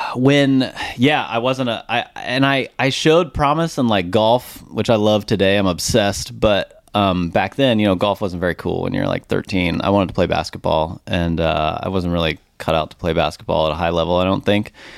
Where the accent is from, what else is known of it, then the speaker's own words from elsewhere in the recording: Richardson, Texas, United States; I grew up here in Dallas, Texas, product of Richardson